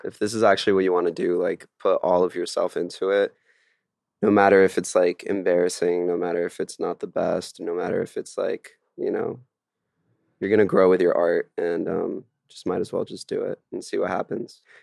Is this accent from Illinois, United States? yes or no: no; Miami, Florida, United States; moved away as an adult; also born or lived in France; now in Los Angeles, United States; I was born in France and then moved to Miami when I was, like, seven with my parents